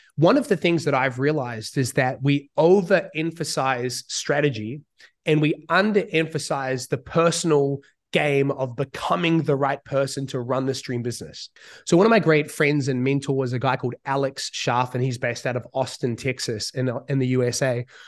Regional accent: New Zealand; moved away as an adult; now in Bali, Indonesia; I grew up in New Zealand

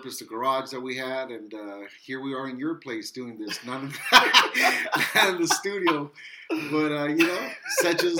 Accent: Wilmington, United States; I'm from Wilmington

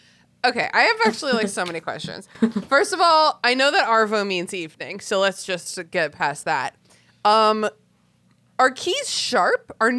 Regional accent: United States

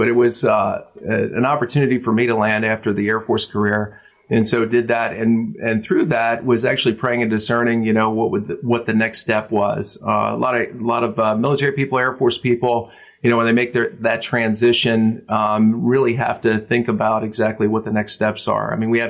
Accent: Levittown, Pennsylvania, United States; moved away as an adult; now in Central Pennsylvania, United States; I grew up in the Philadelphia area in Levittown. Grew up there with three brothers, one sister, and a mom and dad

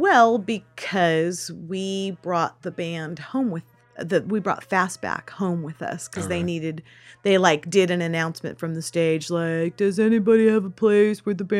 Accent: Sutter Creek, California, United States; I'm from Sutter Creek.

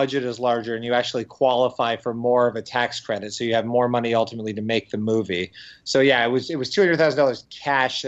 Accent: Windsor, Ontario, Canada; my hometown of Windsor

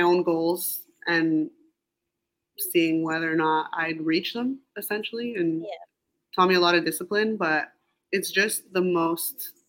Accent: Montreal, Quebec, Canada; moved away; I think that it's such a beautiful city that maybe when I was there, I even took for granted now moving away

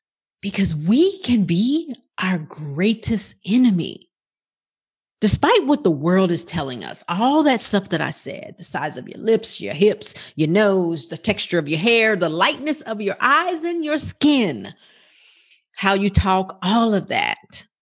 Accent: Bronx, New York, United States; also born or lived in Brooklyn; now in Dallas, United States; I was born in Brooklyn, New York. And I lived in the Bronx until I came to Dallas, Texas.

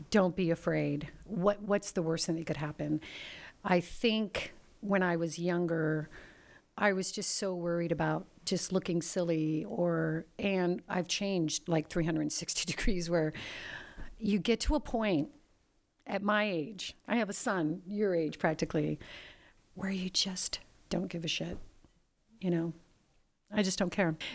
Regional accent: Pacific Northwest, United States; Uh, I'm from the Pacific Northwest. I do everything vintage.

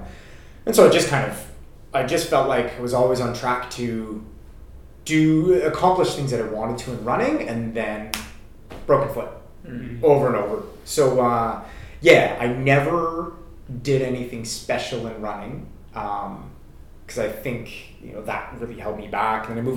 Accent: Canada; moved away as an adult; I came over from Canada, like I said, about 5 years ago to start my PhD.

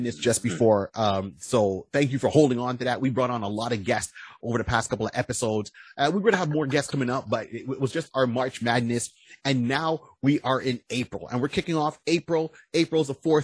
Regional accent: Canada; also born or lived in Ontario; We are the Canadian version of the Plastic Cup Boys or Blue Collar Comedy

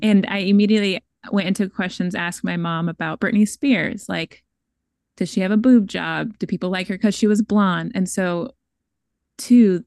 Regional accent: Seattle, Washington, United States; I'm from Bellsbow, I'm from Seattle

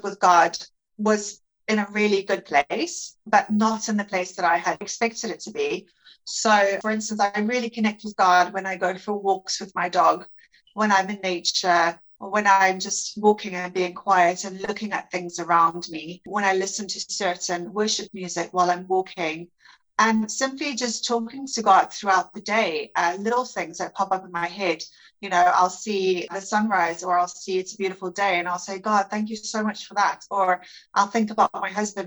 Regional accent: South Africa; moved away as an adult; now in Netherlands; I am originally from South Africa, but I've been living in the Netherlands for the last 5 years

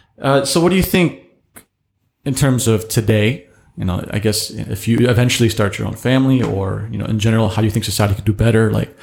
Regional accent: United States; I grew up in America. But they are also grew up in a very strict Asian background.

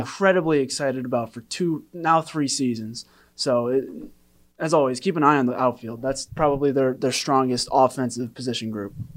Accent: Western New York, United States; I'm from Western New York

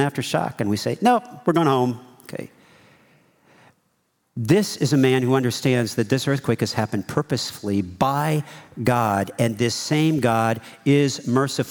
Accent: South Carolina, United States; moved away; also born or lived in California; I was from South Carolina

